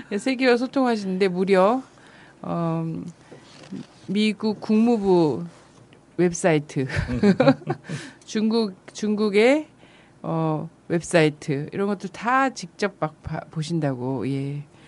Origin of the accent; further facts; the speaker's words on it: Chungcheong, South Korea; 충, 충청도 출신으로서